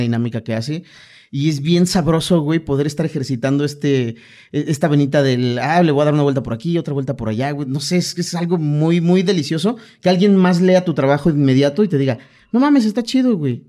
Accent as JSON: {"language": "Spanish", "region": "Chiapas", "country": "Mexico", "moved": "yes", "lives_now": "Mexico City, Mexico", "said": "nosotros tenemos la Torre Chiapas con 25 pisos"}